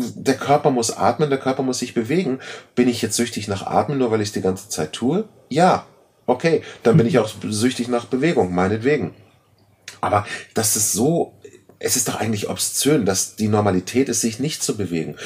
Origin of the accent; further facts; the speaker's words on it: Germany; Wir sind als Deutsche